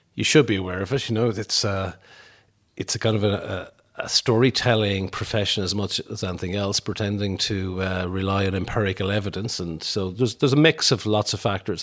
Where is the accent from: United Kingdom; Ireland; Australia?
Ireland; Tuam, Connacht; I'm from Tuam in County Galway, so grew up really in the seventies.